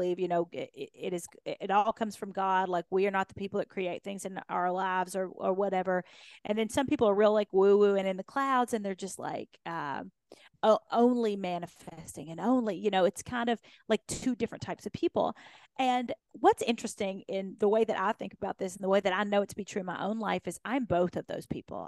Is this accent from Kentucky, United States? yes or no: yes; Kentucky, United States; I'd been this grown up on this farm in Kentucky